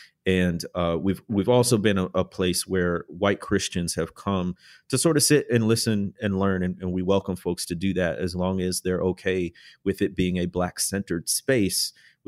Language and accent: English; Chicago, Illinois, United States; I grew up in the Midwest in the Chicagoland area.